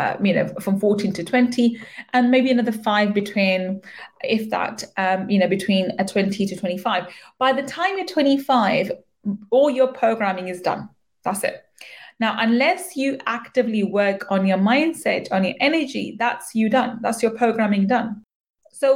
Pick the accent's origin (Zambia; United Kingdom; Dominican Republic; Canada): United Kingdom; I am a British born Pakistani.